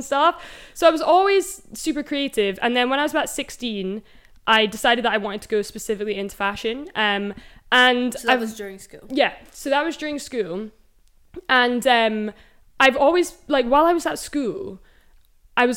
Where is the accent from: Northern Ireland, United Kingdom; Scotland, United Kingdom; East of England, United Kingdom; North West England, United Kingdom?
Scotland, United Kingdom; Edinburgh; now in London, United Kingdom; I'm from Edinburgh originally